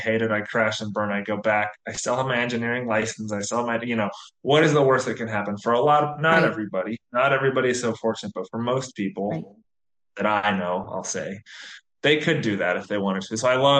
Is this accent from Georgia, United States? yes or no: yes; Atlanta, Georgia, United States; moved away as an adult; now in Umbria, Italy; grew up just outside of Atlanta in the U.S., and kind of never really left my hometown more than, 15 minutes outside of my hometown in terms I traveled, but never moved elsewhere.